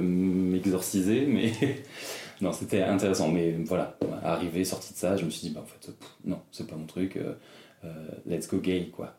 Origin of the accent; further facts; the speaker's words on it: Brittany, France; Alors moi je suis né en Bretagne, genre plein milieu de la Cambrousse, un bled de, 300 habitants, vraiment la, campagne quoi. Et euh, j'ai fait toute, ma, toute mon enfance là-bas jusqu'à mes 12 ans